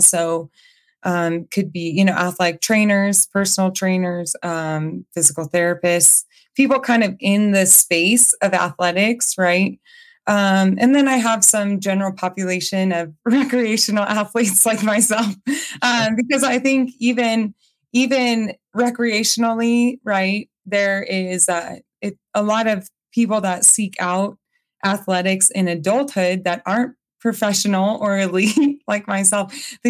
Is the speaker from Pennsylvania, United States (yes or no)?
no; Colorado, United States; moved away as an adult; also born or lived in New Mexico; I'm from Colorado, but I had moved away to New Mexico for some time